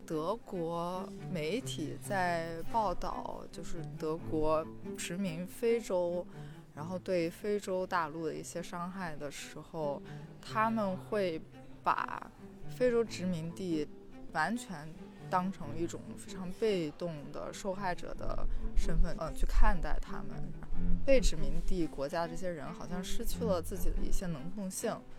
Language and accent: Chinese; Qingdao, Shandong, China; now in Berlin, Germany; 我家是青岛的嘛